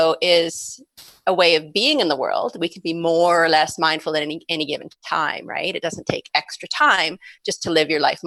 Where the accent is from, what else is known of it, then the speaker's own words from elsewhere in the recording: Calgary, Alberta, Canada; came back to my hometown of Calgary